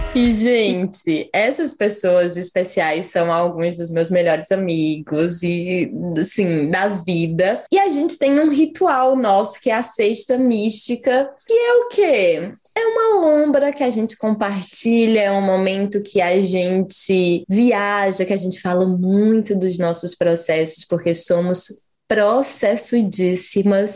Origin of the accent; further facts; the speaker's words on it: Brazil; now in New Zealand; eu acabei de voltar do Brasil, passei dois meses e meio na minha terra